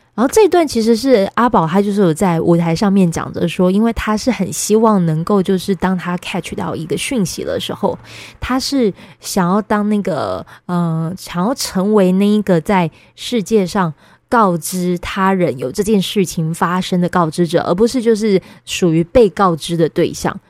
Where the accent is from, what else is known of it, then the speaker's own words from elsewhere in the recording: Pingtung County, Taiwan; moved away; also born or lived in Kaohsiung; 宝仪在我的故乡